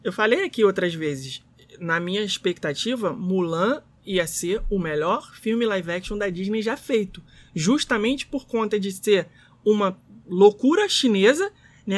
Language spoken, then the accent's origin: Portuguese; Rio de Janeiro, Brazil; nós, brasileiros, cariocas